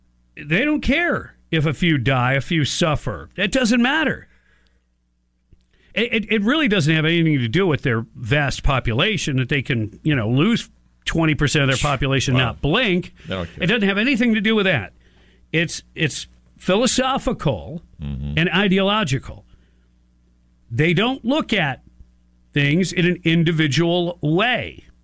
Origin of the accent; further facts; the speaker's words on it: United States; That's what people forget because we're American.